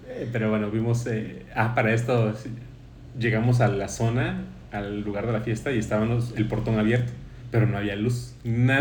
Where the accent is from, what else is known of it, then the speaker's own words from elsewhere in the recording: Jarocho, Veracruz, Mexico; aun cuando somos paisanos jarochos